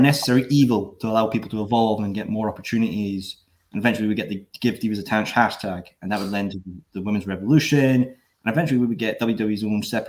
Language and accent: English; Scotland, United Kingdom; we're Scottish